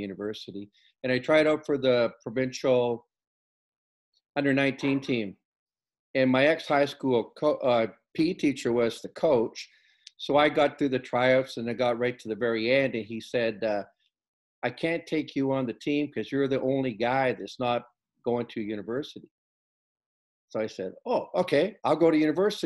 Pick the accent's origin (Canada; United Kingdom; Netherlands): Canada; Prince Rupert, British Columbia; I grew up in Prince Rupert